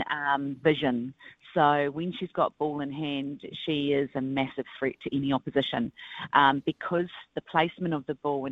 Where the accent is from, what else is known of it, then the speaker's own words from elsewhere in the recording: Christchurch, Canterbury, New Zealand; I grew up in Christchurch